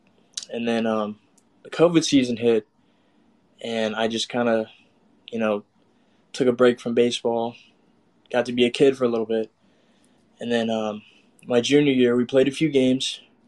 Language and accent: English; San Antonio, Texas, United States; also born or lived in Austin, Texas; I grew up in San Antonio, so my freshman year I went to Harlan High School. Sophomore year, I moved to Austin, Texas, and I went to Aikens High School for my sophomore and junior year